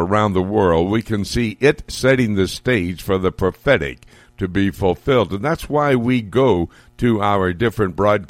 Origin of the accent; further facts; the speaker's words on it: Jerusalem, Jerusalem District, Israel; in my hometown, my old hometown of Jerusalem.